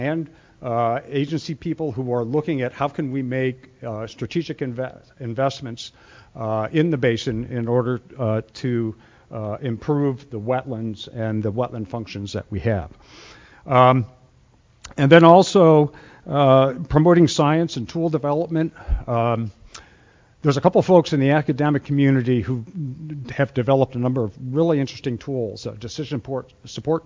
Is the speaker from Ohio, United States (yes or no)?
yes; Ohio, United States; I'm from Ohio